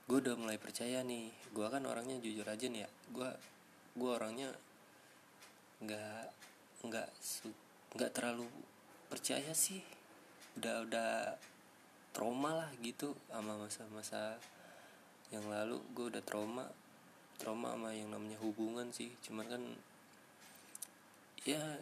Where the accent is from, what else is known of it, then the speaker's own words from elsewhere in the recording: Sumatra, Indonesia; now in Bogor, Indonesia; Gue tinggal di daerah Kabupaten Bogor sekarang Gue merantau sih Asal gue Sumatera